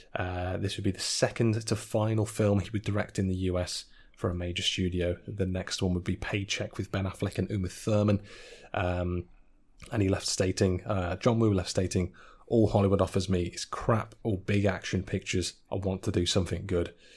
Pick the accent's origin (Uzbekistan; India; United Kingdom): United Kingdom; Staffordshire, West Midlands; now in Leeds, United Kingdom; my hometown back in the Midlands in Staffordshire